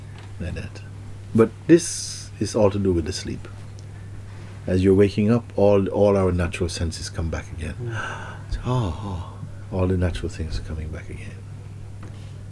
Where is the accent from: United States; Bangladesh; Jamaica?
Jamaica; moved away; growing up in Jamaica